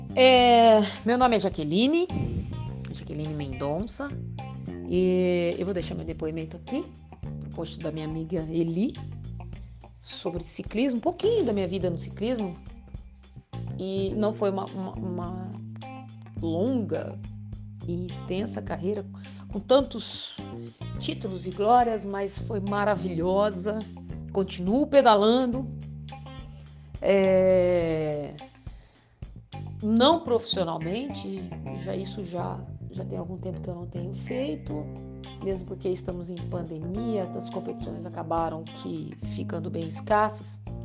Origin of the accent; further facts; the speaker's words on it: Araraquara, São Paulo, Brazil; moved away; also born or lived in São Bernardo do Campo / Piracicaba; saí de Araraquara, que é minha cidade, fiquei 14 anos fora competindo